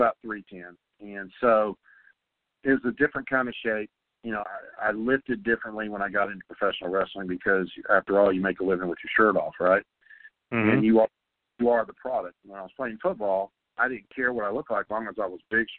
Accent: North Carolina, United States; moved away as an adult; I was raised in North Carolina

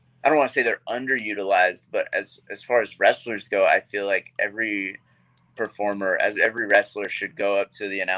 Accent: Georgia, United States; I am from Georgia, and, you know, we do a lot of things old school down there wrestling wise

